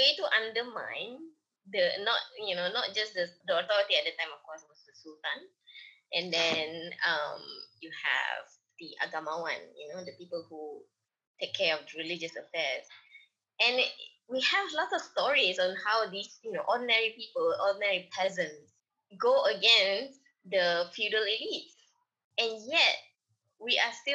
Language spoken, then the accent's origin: English; Malaysia